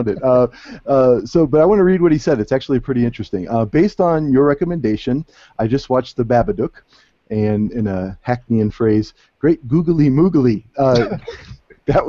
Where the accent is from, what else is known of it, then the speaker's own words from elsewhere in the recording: Cleveland, Ohio, United States; moved away; I'm from Cleveland, which is, of course, a huge town for sports fandom, and I've spent almost all of my youth utterly obsessed with the local teams